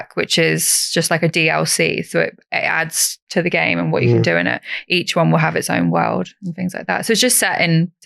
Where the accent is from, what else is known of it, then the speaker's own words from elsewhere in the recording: East Anglia, East of England, United Kingdom; I'm from East Anglia, so, like, Norwich is my nearest city.